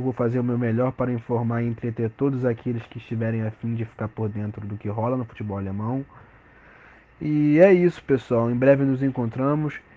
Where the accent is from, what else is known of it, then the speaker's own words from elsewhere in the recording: Rio de Janeiro, Brazil; tenho 21 anos e sou do Rio de Janeiro